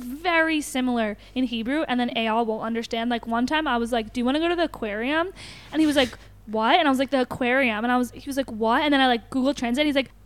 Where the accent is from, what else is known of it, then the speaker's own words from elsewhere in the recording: Philadelphia, Pennsylvania, United States; now in Israel; from Philly